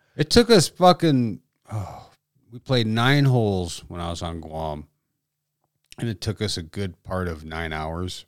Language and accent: English; Dickinson, North Dakota, United States; It's my hometown